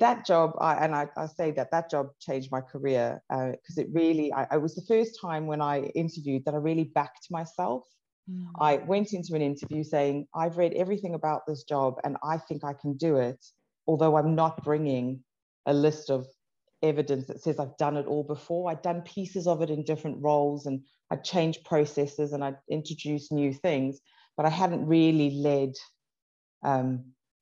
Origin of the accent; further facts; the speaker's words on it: South Africa; I grew up in South Africa.